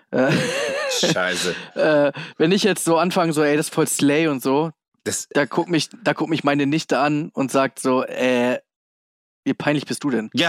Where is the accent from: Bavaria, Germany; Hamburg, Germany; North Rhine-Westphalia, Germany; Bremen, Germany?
Hamburg, Germany; born there; dieses H-A-M-B-U-R-G, ich wurde 77 geboren im UKE.